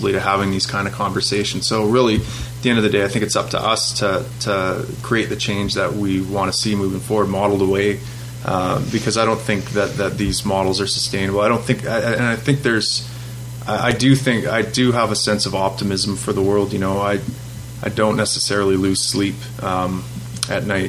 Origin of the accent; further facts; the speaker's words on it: Fort McMurray, Alberta, Canada; also born or lived in Chicago; now in Los Angeles, United States; in my hometown